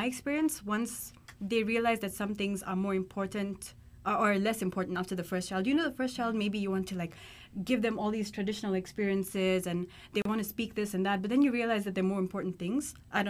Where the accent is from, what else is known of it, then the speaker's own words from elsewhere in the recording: Kenya; moved away; I still have an Indian passport, so I'm. Nationality-wise, heritage-wise, Indian, but home for me is Kenya. And I speak Hindi, but I don't speak Kiswahili, which is the national language of Kenya.